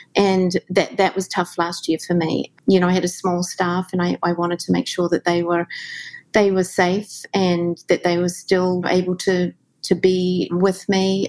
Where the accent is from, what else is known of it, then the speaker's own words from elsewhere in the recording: New Zealand; moved away as an adult; also born or lived in Australia; now in New York, United States; growing up in New Zealand in the 70s